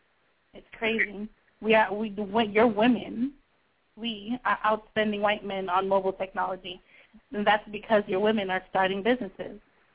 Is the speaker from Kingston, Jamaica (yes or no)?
no; Saint Mary, Jamaica; moved away; also born or lived in St. Andrew, Jamaica; I was born in St. Andrew, Jamaica, okay? But I was raised in St. Mary, Jamaica.